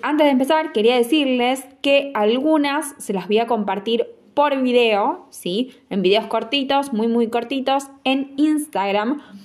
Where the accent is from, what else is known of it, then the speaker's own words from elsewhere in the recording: Argentina; como un argentino